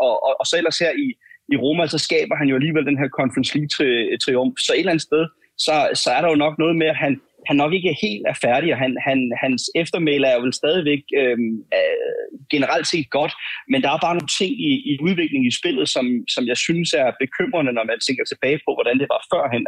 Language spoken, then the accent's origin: Danish; Denmark; jeg er fra Danmark